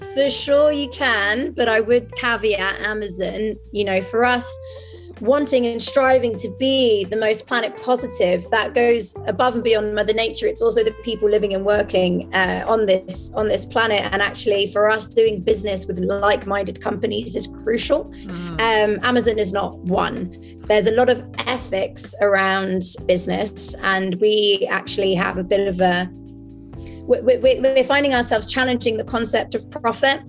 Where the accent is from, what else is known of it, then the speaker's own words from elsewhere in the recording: France; now in Amsterdam, Netherlands; I was raised in France